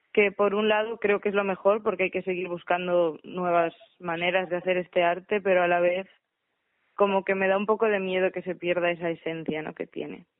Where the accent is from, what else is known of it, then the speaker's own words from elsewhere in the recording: Galicia, Spain; soy de Galicia y soy directora escénica.